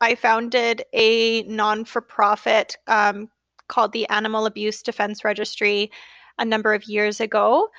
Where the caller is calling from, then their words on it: Vernon, British Columbia, Canada; I'm calling from Vernon, BC in Canada.